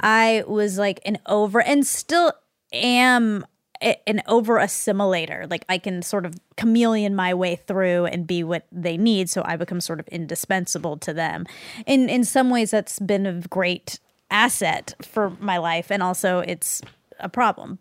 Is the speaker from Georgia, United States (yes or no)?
yes; Georgia, United States; I grew up in Georgia, I was an Indian girl in Georgia